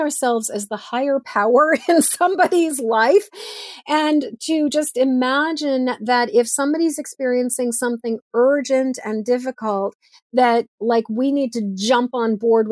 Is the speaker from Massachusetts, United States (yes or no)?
yes; Massachusetts, United States; now in Maine, United States; I grew up in Massachusetts.